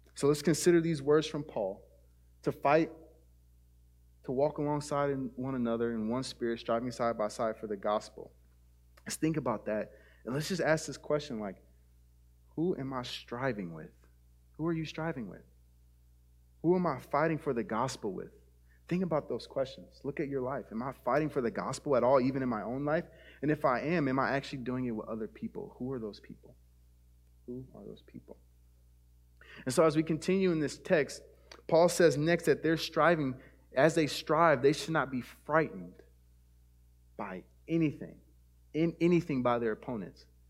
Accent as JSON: {"language": "English", "country": "United States", "said": "our American citizenship"}